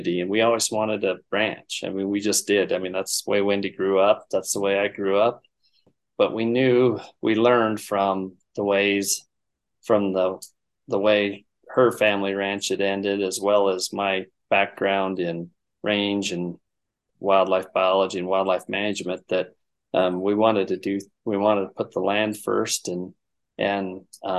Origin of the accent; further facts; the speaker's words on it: the Bighorn Basin, North Central Wyoming, United States; moved away as an adult; now in Missoula, United States; I was born and raised in North Central Wyoming, the Bighorn Basin there, and I grew up working on ranches there